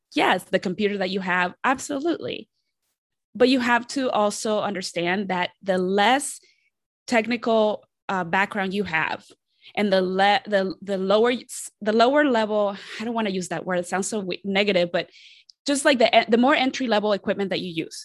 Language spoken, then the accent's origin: English; Columbus, Ohio, United States; also born or lived in Mexico City, Mexico; I am originally from Mexico City, and I, I was raised there, and then I grew up in Columbus, Ohio